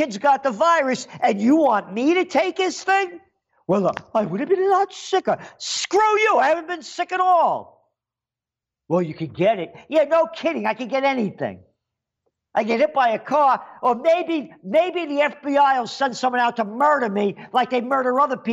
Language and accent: English; Yonkers, New York, United States; also born or lived in Bronx, New York; When I moved from Yonkers to the Bronx, from Bronx to Yonkers, rather, I was a little kid young